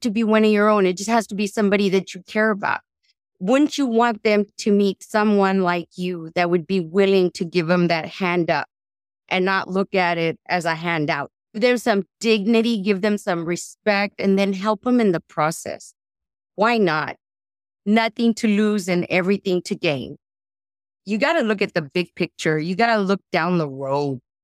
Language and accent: English; Rio Grande Valley, Texas, United States; also born or lived in San Marcos, Texas / California; I was born and raised in the Rio Grande Valley